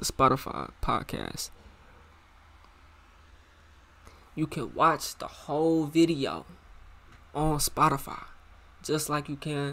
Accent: Muskogee, Oklahoma, United States; also born or lived in Tulsa, Oklahoma; So y'all know I'm from Oklahoma, right? I'm from Muskogee. I was born in Tulsa type of shit, you know what I'm saying? I moved to Muskogee when I was when I was like 5

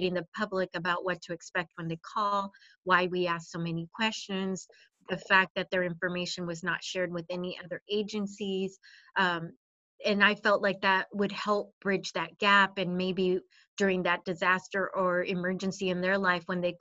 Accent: Sonoma County, California, United States; I am from Sonoma County.

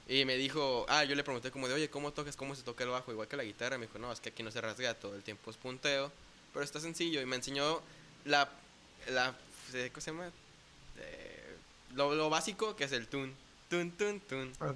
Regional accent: Puerto Vallarta, Jalisco, Mexico; also born or lived in Zapopan, Jalisco / Guadalajara, Jalisco / Bucerías, Nayarit; Me vine a vivir acá a Puerto Vallarta cuando cumplí cinco años con mi familia. Entonces, pues también podría decir que soy más pata salada que otra cosa

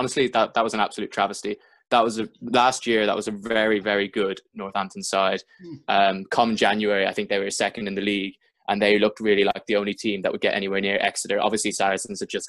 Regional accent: Dublin, Leinster, Ireland; moved away as an adult; now in United Kingdom; born and raised in Dublin

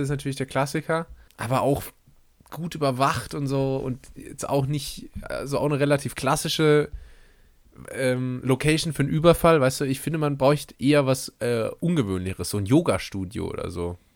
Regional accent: Steinweiler, Rhineland-Palatinate, Germany; aus meinem Heimatdorf Steinweiler

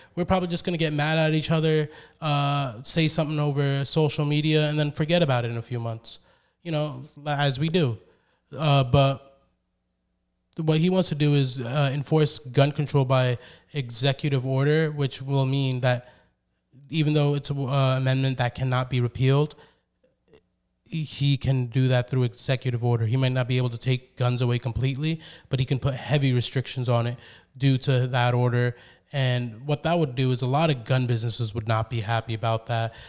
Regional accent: United States; I love being an American.

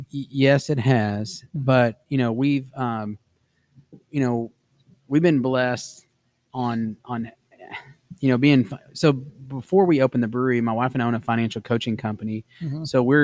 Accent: Texas, United States; I'm a Texan.

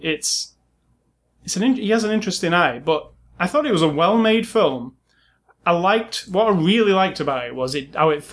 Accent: England, United Kingdom; I'm from England, and we learn nothing about American history. And, well, didn't then anyway, when I was in the school in the 80s.

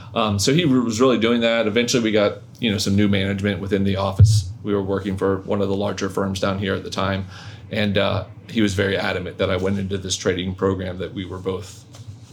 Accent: North Florida, United States; moved away; I wasn't from down here. I was originally from North Florida

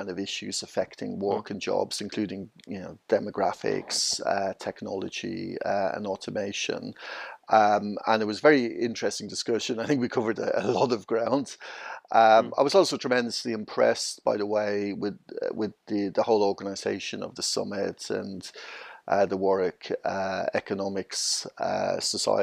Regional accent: Dublin, Leinster, Ireland; moved away as an adult; now in London, United Kingdom; I'm originally from Dublin, Ireland. I moved over to the UK about 22 years ago, so I've been living in London.

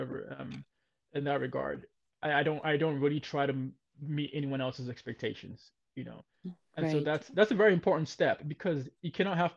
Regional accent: Ghana; moved away; growing up in Ghana, when I was in Ghana

